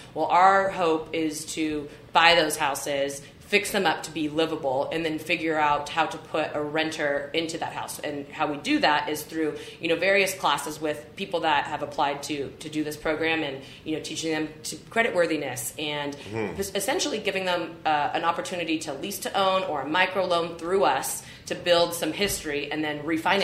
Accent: Fresno, California, United States; moved away as an adult; also born or lived in New York / San Francisco; I'm from Fresno

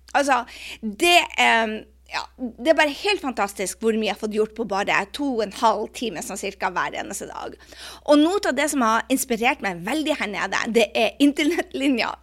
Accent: Norway; moved away; når jeg er hjemme i Norge

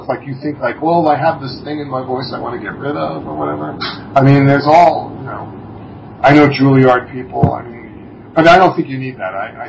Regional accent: Massapequa Park, New York, United States; accent: bridge and tunnel; But I grew up in Massapequa Park, Long Island, and it was very much like that character Coffee Talk.

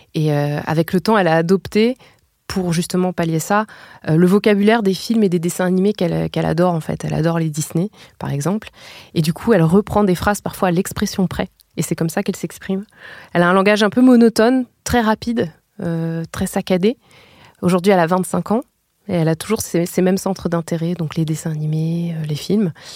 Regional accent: France; chez nous en France

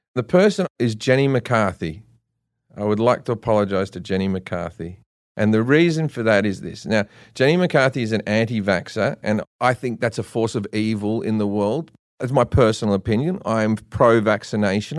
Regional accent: Australia; I'm Australian

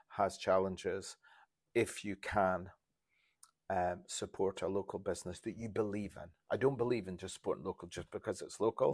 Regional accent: Insch, Scotland, United Kingdom; also born or lived in Grimsby; I'm from Inch

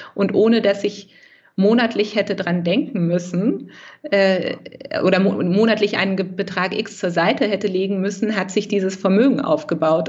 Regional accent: Lower Saxony, Germany; now in Berlin, Germany; ich bin ja in, ähm, in Niedersachsen groß geworden

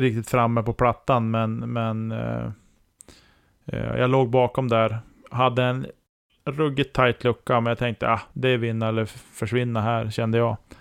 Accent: Norrland, Sweden; som norrlänning

